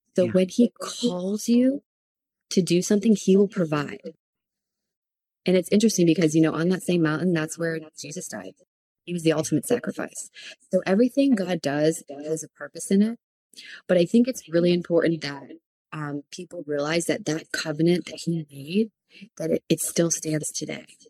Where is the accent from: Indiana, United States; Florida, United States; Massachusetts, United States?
Florida, United States; Palm Beach area, South; moved away as an adult; now in Redding, United States; we are from South Florida, from like the Palm Beach area